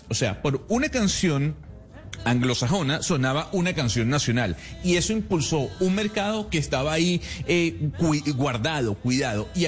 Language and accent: Spanish; Venezuela; como venezolano me siento muy orgulloso de lo que generó en la década del 80